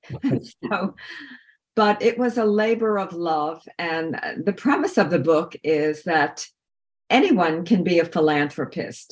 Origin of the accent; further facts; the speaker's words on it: Long Island, New York, United States; I grew up on Long Island.